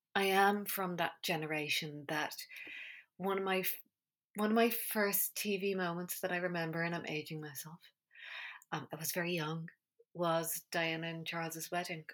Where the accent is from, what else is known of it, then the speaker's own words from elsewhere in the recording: Ireland; I grew up in Ireland in the 80s